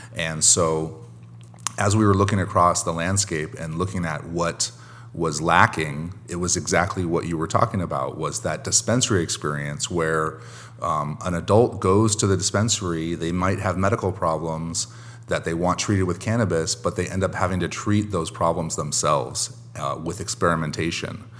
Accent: Long Beach, California, United States; here in my hometown of Long Beach, California

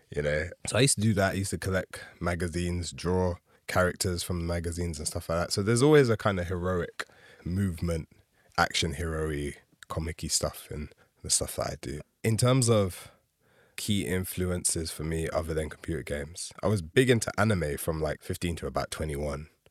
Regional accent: London, United Kingdom; especially as a Londoner. I've you know, born and raised here

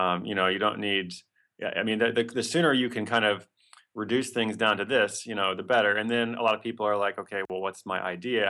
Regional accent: Portland, Oregon, United States; That's my hometown.

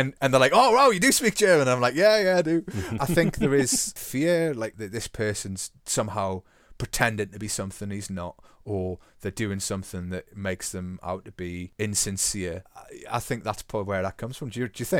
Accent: Newcastle, North East England, United Kingdom; Oh, I'm from Newcastle. Where were you born? Like, in Newcastle? And like, yeah, which hospital?

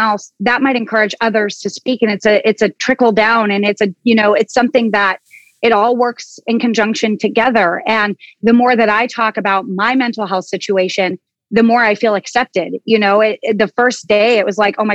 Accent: Oso, Washington, United States; I come from Oso, Washington. I'm a small town girl. I'm a country kid

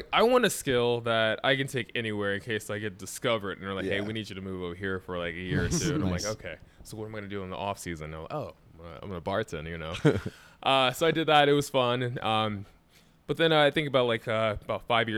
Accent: Ohio, United States; moved away as an adult; now in Chicago, United States; I'm from Ohio

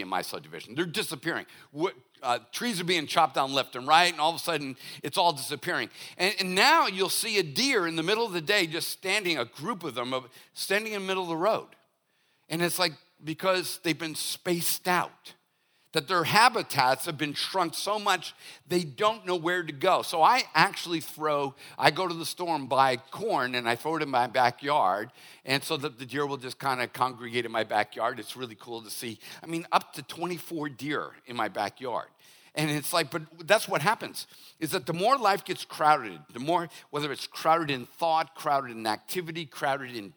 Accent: Boston, Massachusetts, United States; now in Hollywood, South Carolina, United States; I'm from Boston

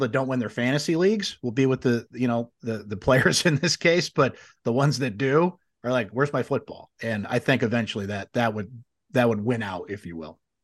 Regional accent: Syracuse, New York, United States; grew up in Syracuse. My dad took me to all the games

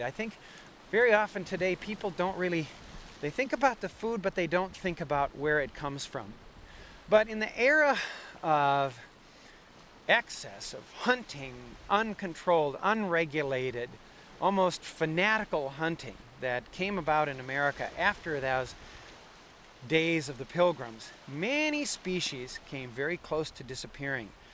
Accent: Wisconsin, United States; moved away; also born or lived in Alaska; growing up in Wisconsin

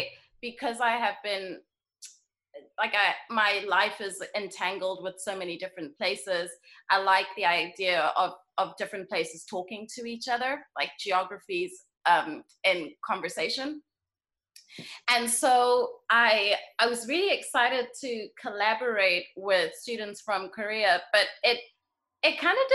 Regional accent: Bulawayo, Zimbabwe; also born or lived in England / Botswana; I was born in Zimbabwe, in Bulawayo, Zimbabwe. And then my parents moved to England shortly after I was born, and then back to Zimbabwe, and then to Botswana, but kept me in school in Zimbabwe. So I split my time between Botswana and Zimbabwe.

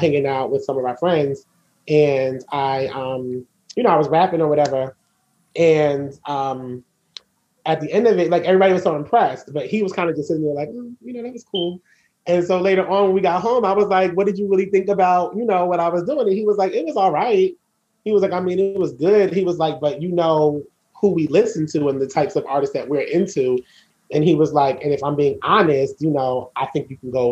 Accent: Asbury Park, New Jersey, United States; I grew up on the Jersey Shore

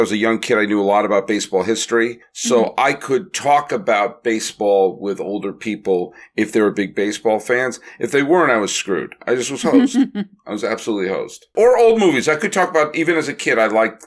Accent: Massachusetts, United States; my street that I grew up on in Massachusetts

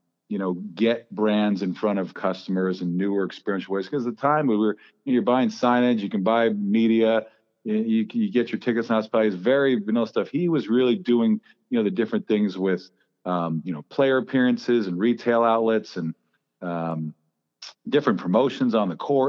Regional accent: New Jersey, United States; one of my neighbors growing up in New Jersey

